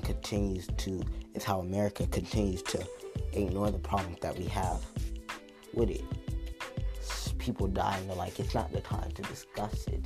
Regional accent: United States; as Americans

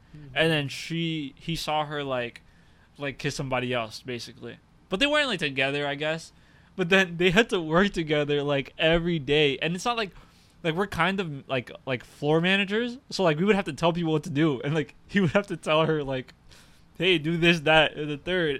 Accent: Newark, New Jersey, United States; we are from Newark, New Jersey

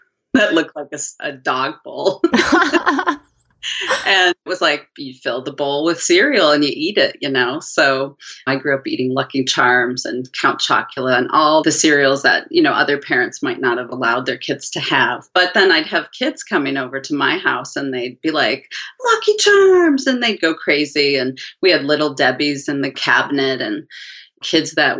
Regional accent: Midwest, United States; now in Portland, United States; So I grew up in the Midwest in the 70s

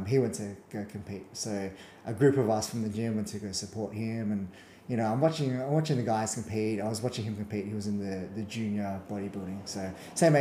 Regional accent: Perth, Western Australia, Australia; I grew up and born and raised in Perth

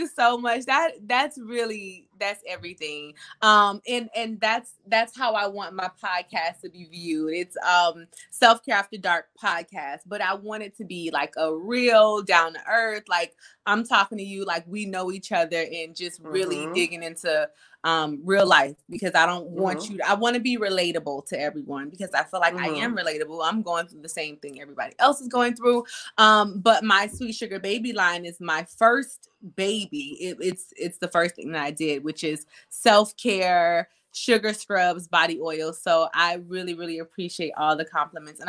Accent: South Florida, United States; I am from South Florida. I'm from the dirty South.

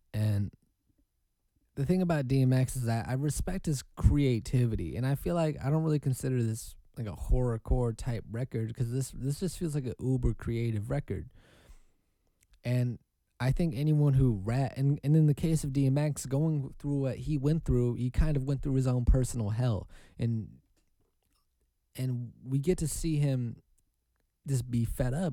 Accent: Oregon, United States; I'm from Oregon.

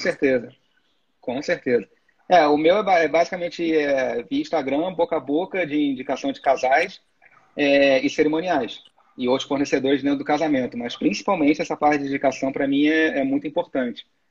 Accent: Niterói, Rio de Janeiro, Brazil; eu sou de Niterói, né? Eu moro ah. do outro lado da poça do Rio

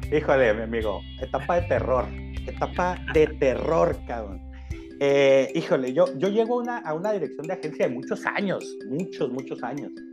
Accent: Ensenada, Baja California, Mexico; now in Tijuana, Mexico; soy un ensenadense de nacimiento adoptado por Tijuana

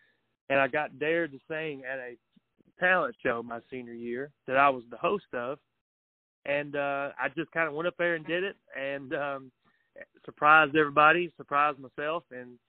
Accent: Marshall County, Tennessee, United States; me growing up in Marshall County here.

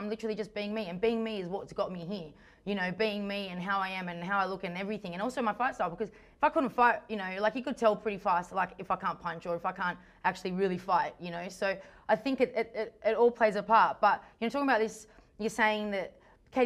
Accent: Australia; I'm Australian. This is as Australian as you get it

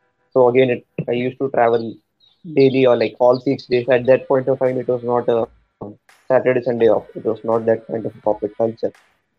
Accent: Mumbai, Maharashtra, India; growing up in Mumbai, a typical middle class family

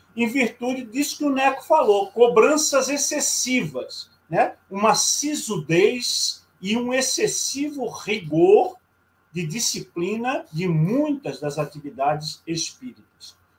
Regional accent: Rio de Janeiro, Brazil; moved away; no Rio de Janeiro, minha terra natal

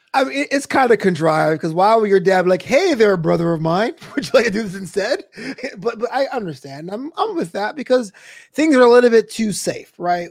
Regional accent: United States; I'm an American

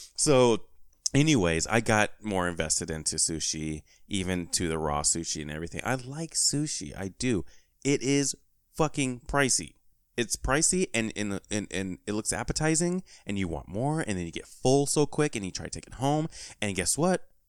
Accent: California, United States; moved away; my home state, you know, shout out to Cali

